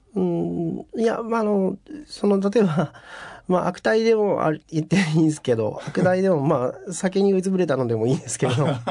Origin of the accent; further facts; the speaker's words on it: Fukuoka, Japan; now in Tokyo, Japan; そこから逃げるように東京に上京してきた